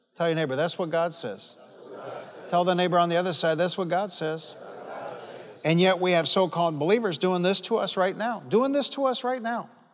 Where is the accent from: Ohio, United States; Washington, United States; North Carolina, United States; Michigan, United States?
Michigan, United States; Detroit; I'm from Detroit. And I grew up fighting